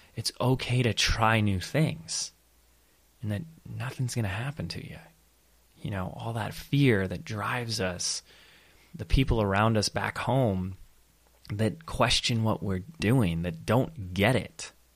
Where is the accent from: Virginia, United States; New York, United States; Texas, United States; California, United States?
California, United States; Laguna Beach; the little, little beach town, my hometown, Same as hometown as my wife, Laguna Beach